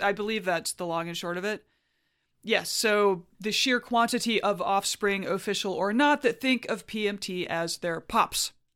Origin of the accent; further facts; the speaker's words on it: Huntsville, Alabama, United States; my hometown of Huntsville, Alabama